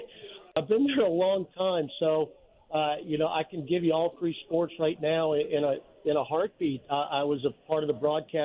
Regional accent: New Orleans, Louisiana, United States; this is my hometown

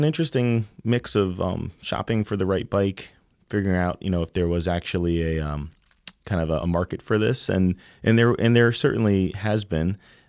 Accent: New Haven, Connecticut, United States; So, my background and Christian's background is both from the same street. We grew up on Ellsworth Avenue in New Haven. We were born and bred and stayed here, you know, and we're really about, you know, creating experiences in New Haven

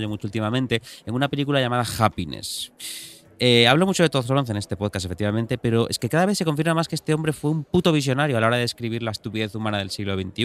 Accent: Galicia, Spain; yo como gallego

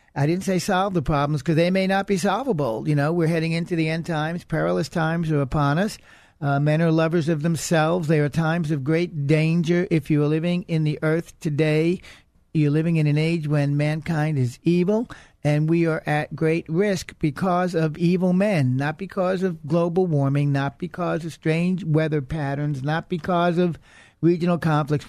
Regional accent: Texas, United States; I'm an American. I'm a Texan

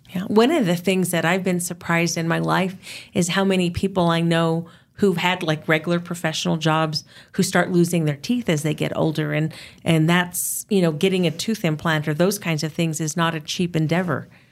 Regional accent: United States; being an American

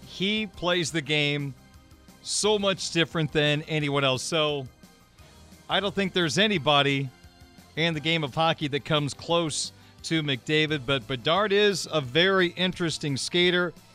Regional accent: Midwest, United States; as a basketball fan from the Midwest

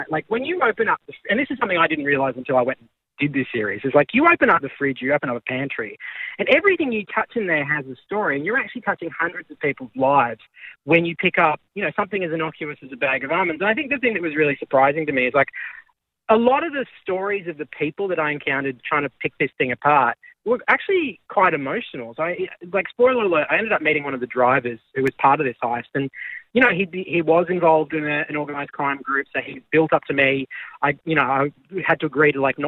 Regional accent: Australia; being Australian is really good in a place like

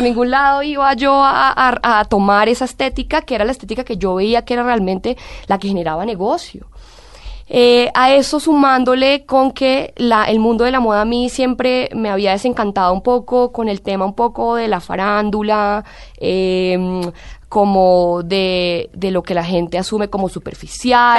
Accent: Colombia; moved away as an adult; also born or lived in Italy; siempre me ha sentido muy colombiana, muy orgullosa de ser colombiana

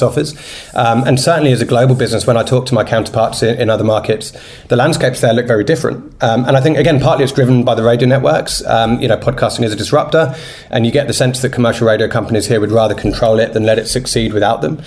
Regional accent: United Kingdom; now in Australia; I'm British

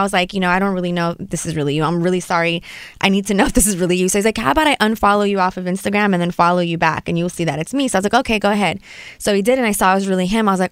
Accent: Los Angeles, California, United States; I was born here in Hollywood, and I remember when I went to school in the Valley

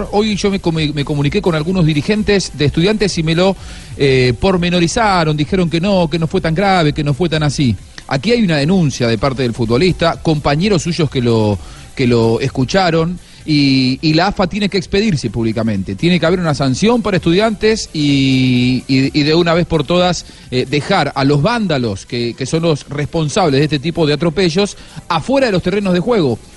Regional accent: Argentina; como el argentino del grupo

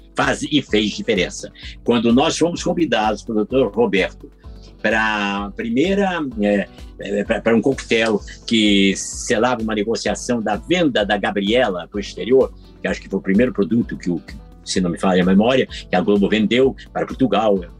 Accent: Curitiba, Paraná, Brazil; moved away; quando eu tinha 10 anos, eu ainda morava em Curitiba, que eu sou curitibano

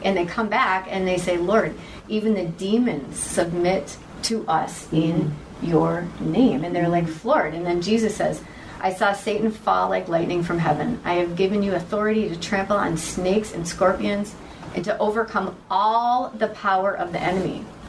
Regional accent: Wisconsin, United States; I'm just like a girl from a small town in Wisconsin.

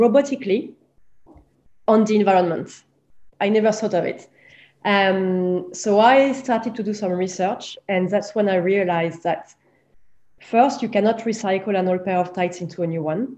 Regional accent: France; growing up in France in the 90s

